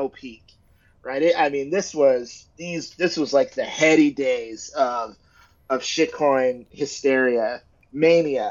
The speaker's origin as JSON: {"language": "English", "country": "United States", "said": "I'm African American, so I come from an African American tradition"}